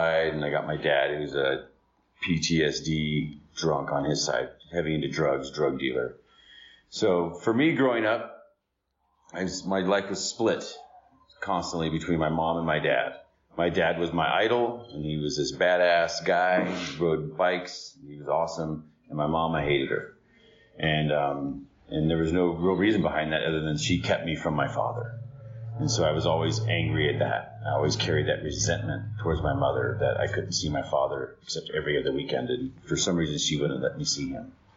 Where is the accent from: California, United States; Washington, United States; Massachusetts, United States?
California, United States; Riverside; I was born in Riverside in 72